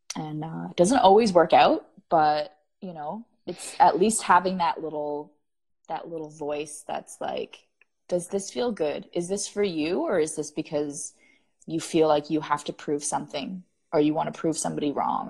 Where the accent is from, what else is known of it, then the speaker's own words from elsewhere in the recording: Canada; as a Canadian